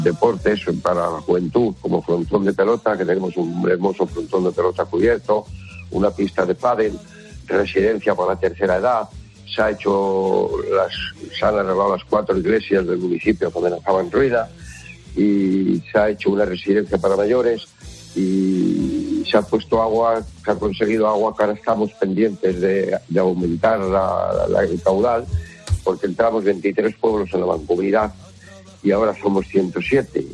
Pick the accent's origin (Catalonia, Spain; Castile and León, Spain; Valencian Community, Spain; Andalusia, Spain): Castile and León, Spain; Villaseco de los Reyes